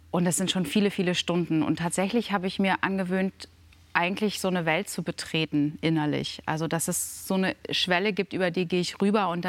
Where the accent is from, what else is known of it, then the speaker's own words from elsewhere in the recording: Lower Saxony, Germany; Dannenberg, die kommt aus dem Wendland. Das, das, ist meine Heimat.